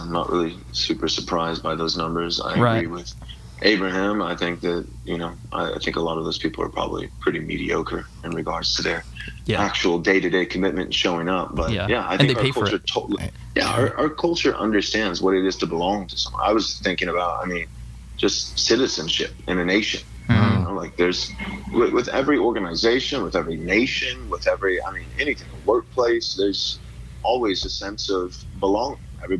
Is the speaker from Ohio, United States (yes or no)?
no; Texas, United States; accent: Southern; I have an accent that was cultivated in the fires of shame from being a Texan, wanting to be taken seriously by the liberals in California. So I tried very hard to get rid of my Southern accent